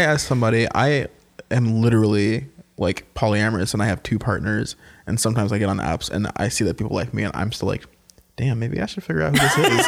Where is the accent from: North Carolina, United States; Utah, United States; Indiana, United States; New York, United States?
North Carolina, United States; now in Washington, D.C., United States; I'm originally from North Carolina